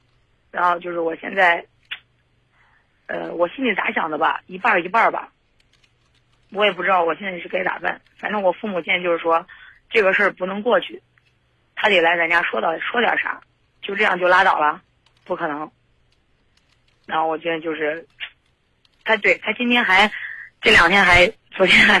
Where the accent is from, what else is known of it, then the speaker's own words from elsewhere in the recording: Zhengzhou, Henan, China; 因为这个男男生是东北的外地的，然后我家是郑州的